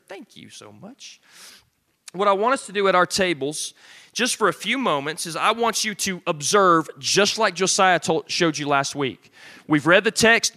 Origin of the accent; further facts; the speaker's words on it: Arkansas, United States; moved away; also born or lived in Alabama; I'm from Arkansas and then lived in Alabama